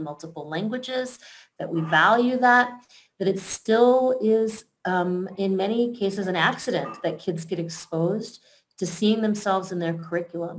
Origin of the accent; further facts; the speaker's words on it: Denver, Colorado, United States; I'm the superintendent in my hometown, so I went to school in my school district, and I've worked my entire adult career inside Denver Public Schools.